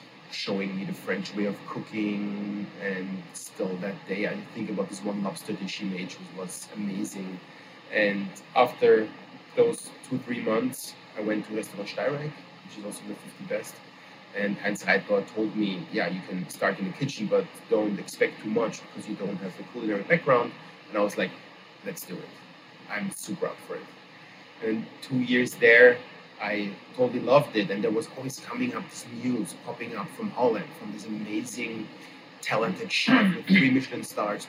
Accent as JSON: {"language": "English", "country": "Austria", "tie": "born or raised there", "moved": "as an adult", "lives_now": "New York, United States", "said": "I grew up in Austria, like 45 minutes southeast of Vienna"}